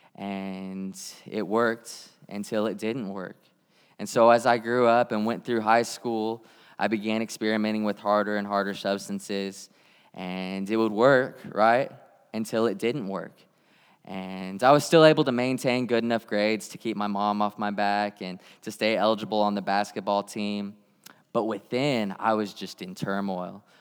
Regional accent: Tulsa, Oklahoma, United States; I grew up in Tulsa, Oklahoma

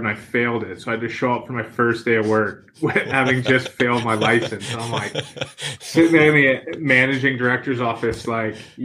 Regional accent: Fredericton, New Brunswick, Canada; moved away as an adult; also born or lived in Edinburgh / England; now in Vancouver, Canada; I grew up outside of a small town called Fredericton, and the small town was called Charter Settlement, New Brunswick. So I grew up basically on a farm.

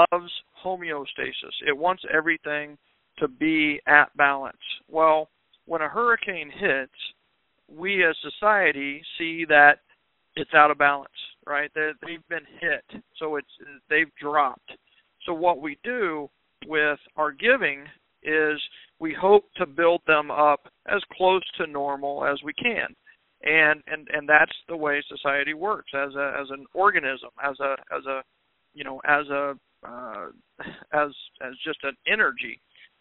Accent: Kansas, United States; moved away; I'm from Kansas originally

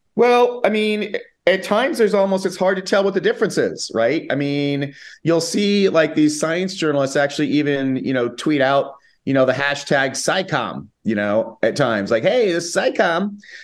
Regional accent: United States; moved away as an adult; now in Spain; I'm an American

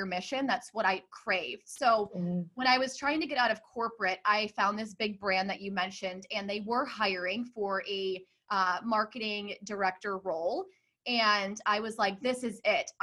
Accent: Hoffman Estates, Illinois, United States; I grew up in Hoffman Estates, Illinois

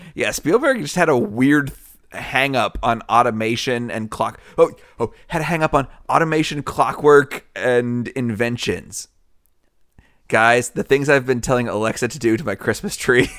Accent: the South, United States; I'm from the South.

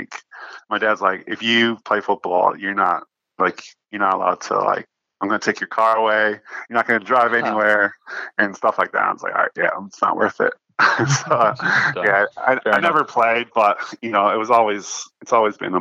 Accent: United States; moved away as an adult; now in Perth, Australia; growing up in the States

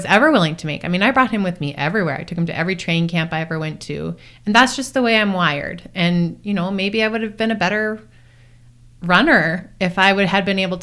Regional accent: Duluth, Minnesota, United States; moved away; I'm just from Duluth, Minnesota

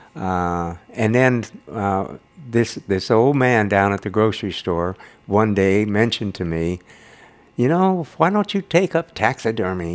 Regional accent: Grass Valley, California, United States; moved away as an adult; I grew up in Grass Valley.

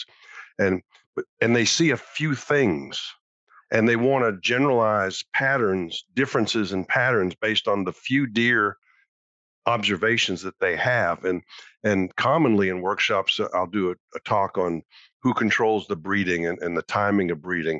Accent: Massachusetts, United States; I used to deer hunt in Vermont and Maine when I was growing up in Massachusetts.

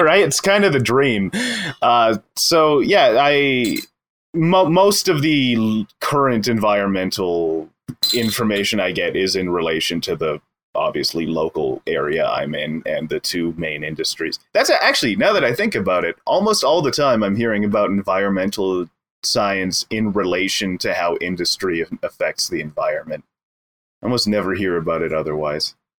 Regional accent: Edmonton, Alberta, Canada; moved away as an adult; now in Wells, Canada; born born and raised in Edmonton

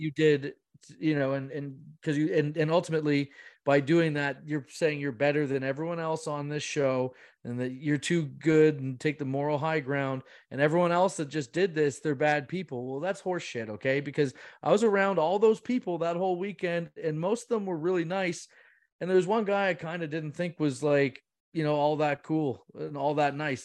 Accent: Bracebridge, Ontario, Canada; I'm from Bracebridge, I'm from Muskoka

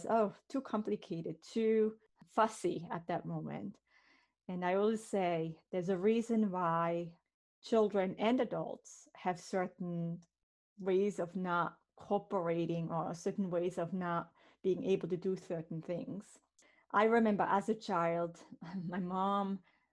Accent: Switzerland; moved away as an adult; now in Warwick, United States; I'm originally from Switzerland, born and raised there, but moved in 99 to the United States

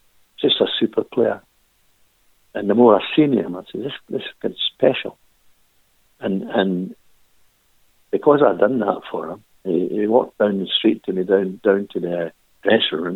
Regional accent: Cowie, Scotland, United Kingdom; Born in Cowie

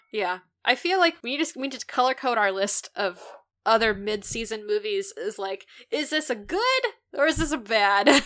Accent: Midwest, United States; being a Midwesterner

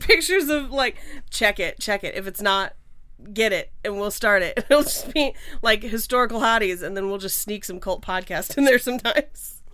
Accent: Bay Area, California, United States; now in Los Angeles, United States; I grew up in the Bay Area

